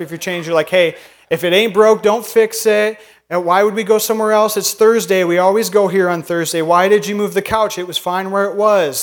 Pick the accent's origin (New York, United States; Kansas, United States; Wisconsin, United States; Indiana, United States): Indiana, United States; northern; now in Minnesota, United States; I'm from Indiana